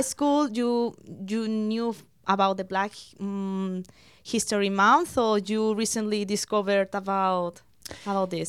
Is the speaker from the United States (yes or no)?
no; Spain; now in London, Canada; I was born in Spain. My parents are from Spain